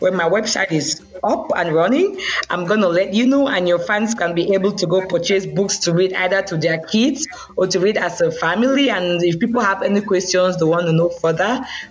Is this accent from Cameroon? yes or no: yes; Bamenda, Northwest Region, Cameroon; moved away as an adult; also born or lived in Yaoundé, Cameroon; now in Canada; from where I am, from Bamenda, the culture there is like tradition mixed with the English